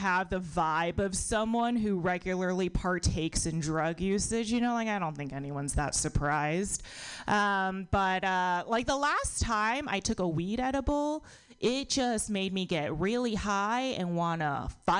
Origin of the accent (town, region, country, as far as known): United States; born or raised there